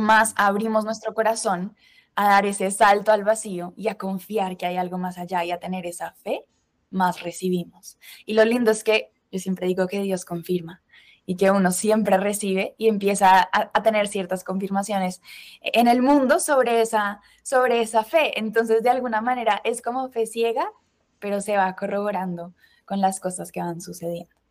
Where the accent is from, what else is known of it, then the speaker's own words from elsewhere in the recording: Colombia; moved away as an adult; also born or lived in Spain / United States; now in Madrid, Spain; soy colombiana, pero estudié mi carrera diseño industrial en España